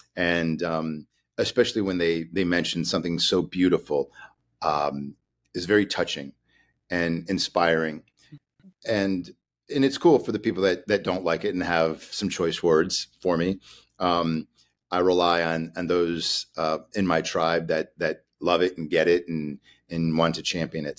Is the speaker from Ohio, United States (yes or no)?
no; Chicago, Illinois, United States; Chicago, where I'm from, so we're from Chicago